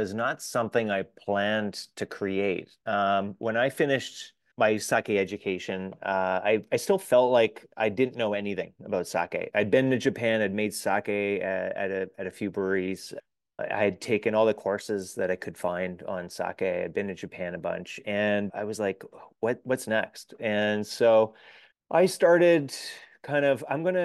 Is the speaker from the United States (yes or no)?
no; Canada; as a Canadian